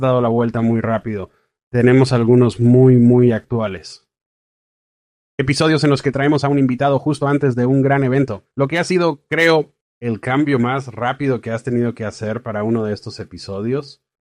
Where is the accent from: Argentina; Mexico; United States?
United States; Fairfax, Virginia; now in Washington, DC, United States; Yo vivo en Washington, DC, soy de Fairfax, Virginia, originalmente, así que he estado en y alrededor de DC casi toda mi vida